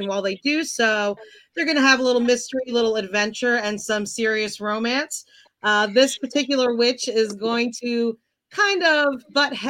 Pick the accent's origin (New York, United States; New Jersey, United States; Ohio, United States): New Jersey, United States; I'm a paranormal romance and urban fantasy writer. I'm from New Jersey, so New Jersey actually features a lot in my books.